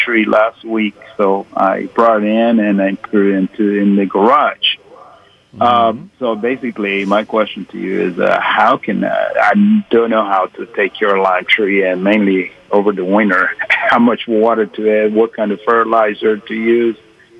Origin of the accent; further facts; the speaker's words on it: Costa Rica; now in Georgia, United States; I'm from Costa Rica, and I moved to Georgia back in 89.